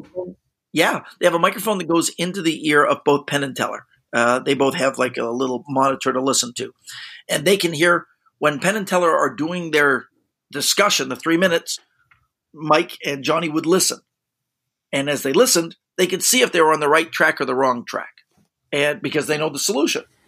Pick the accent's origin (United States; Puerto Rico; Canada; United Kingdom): Canada; being Canadian